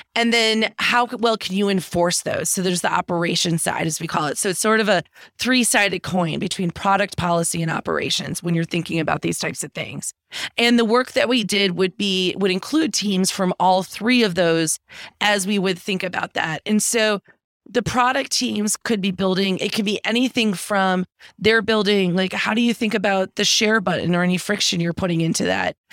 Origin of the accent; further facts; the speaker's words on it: Green Bay, Wisconsin, United States; moved away as an adult; also born or lived in Washington, D.C.; I'm from Green Bay, Wisconsin originally, which is in the middle of the, the country up in the Great Lakes area.